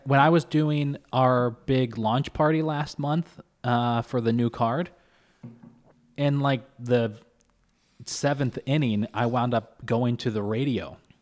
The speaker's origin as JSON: {"language": "English", "region": "Kentucky", "country": "United States", "tie": "born or raised there", "moved": "yes", "lives_now": "Syracuse, United States", "said": "I was born and raised in Kentucky"}